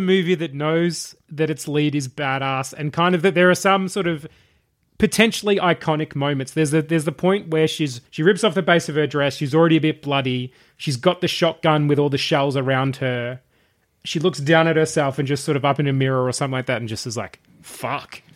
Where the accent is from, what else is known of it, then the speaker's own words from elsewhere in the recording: Traralgon, Victoria, Australia; I grew up in Terralgan in the country.